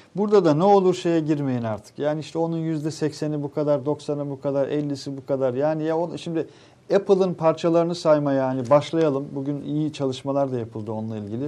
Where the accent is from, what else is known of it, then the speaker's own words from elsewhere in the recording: İnegöl, Bursa, Turkey; kurtuluş günü olan İnegöl'den